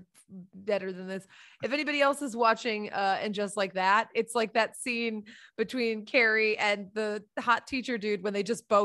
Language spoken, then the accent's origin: English; Boston, Massachusetts, United States; I'm from Boston